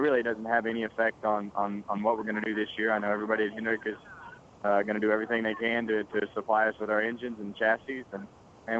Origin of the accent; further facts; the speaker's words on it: Bakersfield, California, United States; my hometown of Bakersfield